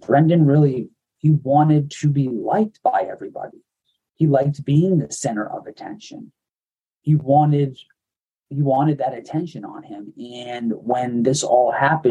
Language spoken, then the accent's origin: English; Medford, Massachusetts, United States; Me and my family, we grew up right outside of Boston in Medford, Massachusetts